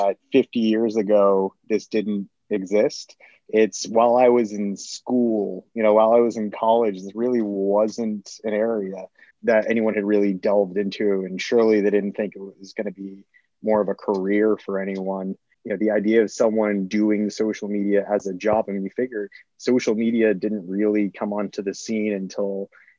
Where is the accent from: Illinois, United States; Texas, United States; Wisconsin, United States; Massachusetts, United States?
Massachusetts, United States; Boston; moved away as an adult; also born or lived in Miami; born and raised in Boston, Massachusetts